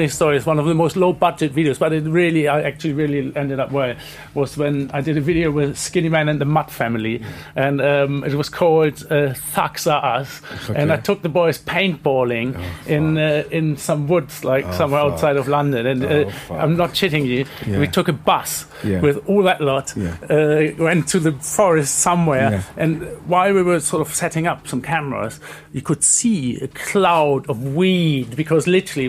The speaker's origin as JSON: {"language": "English", "country": "Germany", "said": "for me it was interesting because when I came from Germany, I was into the early German hip hop, you know, absolute beginner, the Hamburg school."}